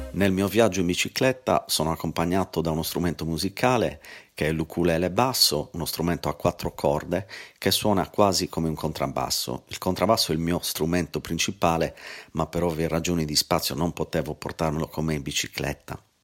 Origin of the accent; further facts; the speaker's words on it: Cagliari, Sardinia, Italy; Cagliari, la mia città natale